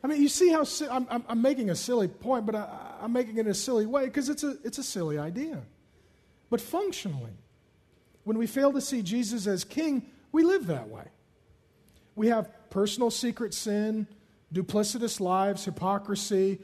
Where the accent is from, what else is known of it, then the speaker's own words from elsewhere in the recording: Seattle, Washington, United States; I grew up in South Seattle